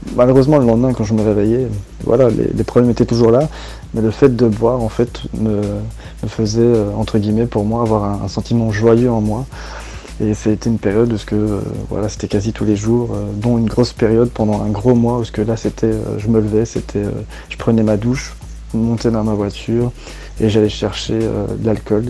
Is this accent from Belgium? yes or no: yes; Belgium; also born or lived in Chapelle-lez-Herlaimont; je viens de Belgique et j'habite euh, actuellement à chapelle